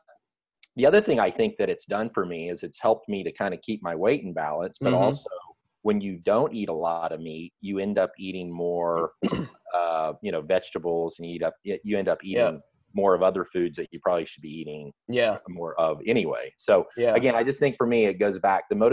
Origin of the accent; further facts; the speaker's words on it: Kansas, United States; I ate a lot of red meat when I was a kid growing up in Kansas